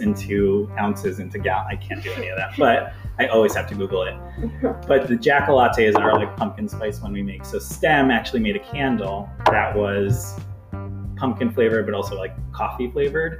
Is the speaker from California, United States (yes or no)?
no; New York, United States; now in Lakewood, United States; I grew up in New York, but I was like an hour and a half from New York City. So it was like a really small town